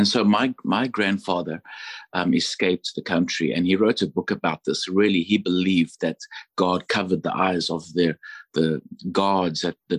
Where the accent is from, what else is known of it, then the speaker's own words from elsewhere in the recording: Johannesburg, Gauteng, South Africa; moved away as an adult; now in United States; I'm from Johannesburg, South Africa. And of course, my mom is British. She was born in the Congo to missionary parents.